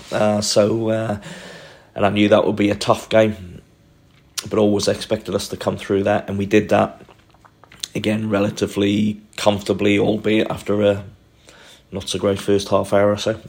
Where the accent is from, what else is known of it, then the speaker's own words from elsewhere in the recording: Newcastle upon Tyne, North East England, United Kingdom; as a young boy growing up in Newcastle or just outside of Newcastle